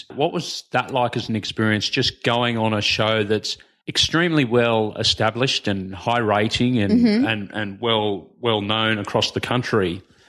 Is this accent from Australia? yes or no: yes; New South Wales, Australia; You're on the Northern Beaches. I'm from the Shire.